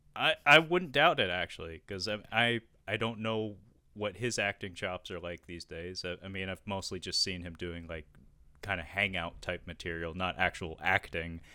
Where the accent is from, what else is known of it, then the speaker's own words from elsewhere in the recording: Seattle, Washington, United States; I was raised in Seattle in the Pacific Northwest